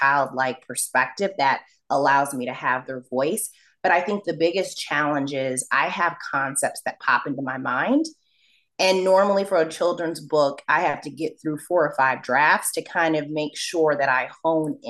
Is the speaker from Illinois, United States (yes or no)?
no; Rochester, New York, United States; as an African-American growing up in Rochester, New York